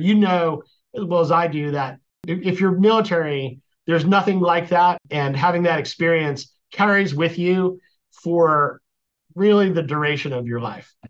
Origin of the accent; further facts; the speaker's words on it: East Coast, United States; Sure. I grew up on the East Coast.